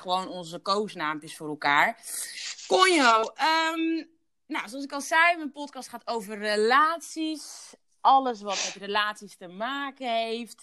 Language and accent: Dutch; Curaçao; ik ben op Duche Curaçao geboren